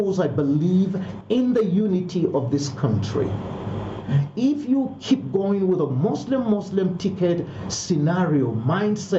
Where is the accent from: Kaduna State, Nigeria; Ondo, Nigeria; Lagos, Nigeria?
Kaduna State, Nigeria; I'm from Kaduna State